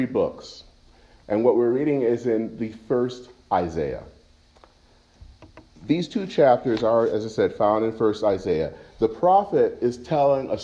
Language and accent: English; Flint, Michigan, United States; moved away; When I was back home growing up in Michigan, not too far from my house in Flint